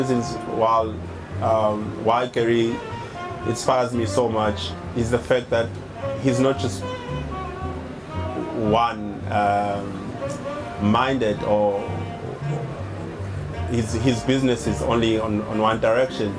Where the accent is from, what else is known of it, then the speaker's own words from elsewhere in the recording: South Africa; I'm from South Africa, and we have a very turbulent past as a country